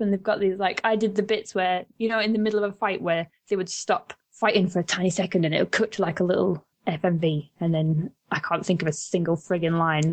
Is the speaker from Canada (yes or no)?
no; the north of England, United Kingdom; accent: northern; we've just got this nobody northerner on at the minute.